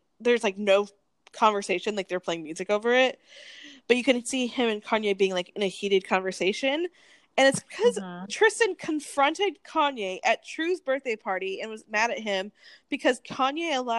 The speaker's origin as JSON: {"language": "English", "region": "Wyoming", "country": "United States", "said": "I'm literally from Wyoming. I was born in Wyoming. I spent every single summer in Wyoming."}